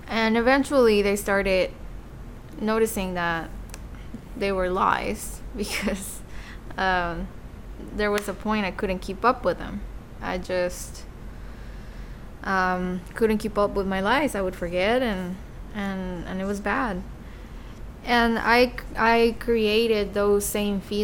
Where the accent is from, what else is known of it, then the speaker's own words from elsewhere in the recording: Mexico City, Mexico; moved away; I was born and raised in Mexico City, in a very loving alcoholic family.